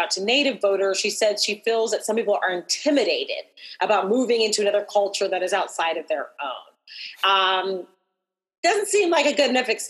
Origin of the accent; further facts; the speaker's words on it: Albuquerque, New Mexico, United States; I grew up in Albuquerque, New Mexico